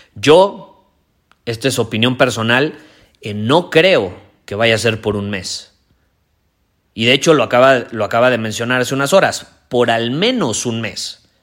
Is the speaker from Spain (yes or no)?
no; Mexico